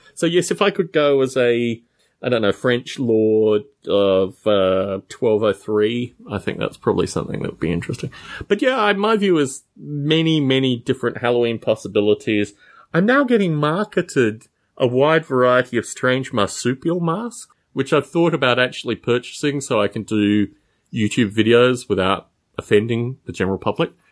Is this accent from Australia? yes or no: yes; Australia; moved away; I'm from Australia